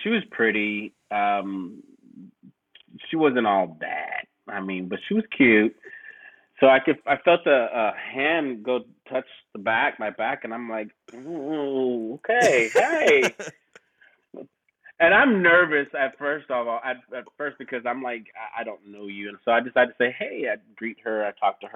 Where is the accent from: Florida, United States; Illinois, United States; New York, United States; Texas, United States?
Texas, United States; I'm from Texas